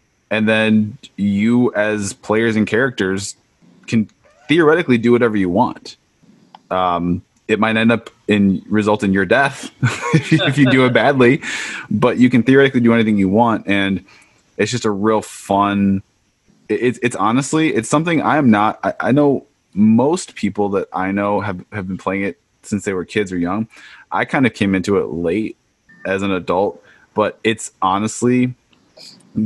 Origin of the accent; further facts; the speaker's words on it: Chicago, Illinois, United States; moved away; We're both originally from Chicago